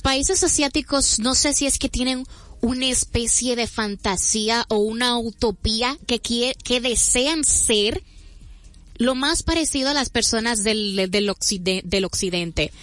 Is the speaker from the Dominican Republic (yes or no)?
yes; Dominican Republic; como dominicanos